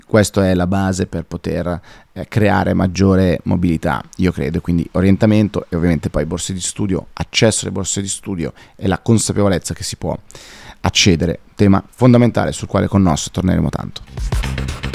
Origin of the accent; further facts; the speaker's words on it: Como, Lombardy, Italy; moved away; noi comaschi, dato che sono nato a Como, siamo un po' più timidi